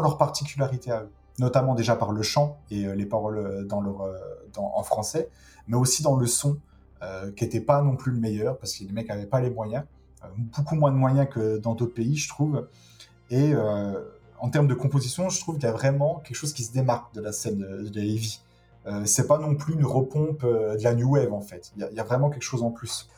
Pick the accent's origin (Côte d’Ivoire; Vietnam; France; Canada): France; je suis français